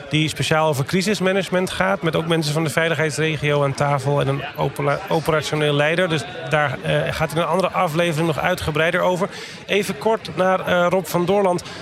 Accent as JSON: {"language": "Dutch", "country": "Netherlands", "said": "als Nederlanders"}